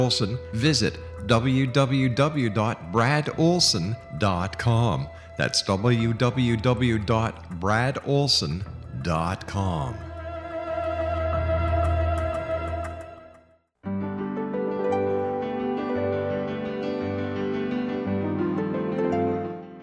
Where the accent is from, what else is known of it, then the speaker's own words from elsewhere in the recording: Canada; I'm Canadian